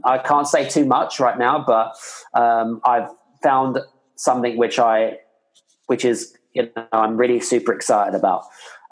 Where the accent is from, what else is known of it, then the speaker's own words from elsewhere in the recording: United Kingdom; now in Scandinavia; I'm here based in Scandinavia, but I'm British